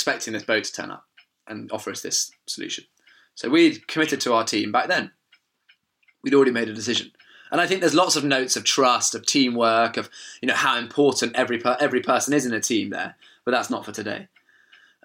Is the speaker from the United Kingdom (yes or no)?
yes; England, United Kingdom; We're like, "England."